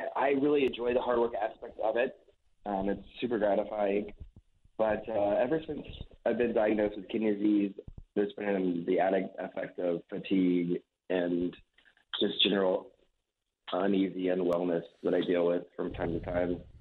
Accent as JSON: {"language": "English", "town": "Wichita", "region": "Kansas", "country": "United States", "tie": "born or raised there", "also_born_or_lived": "Denver / Australia", "moved": "as an adult", "said": "born and raised in Wichita"}